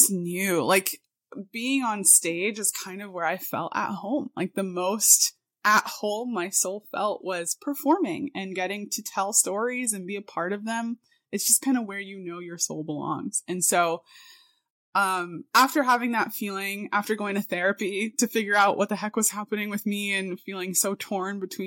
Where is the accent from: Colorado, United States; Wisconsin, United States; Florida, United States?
Florida, United States; Miami; I was born and raised in South Florida, Miami, Florida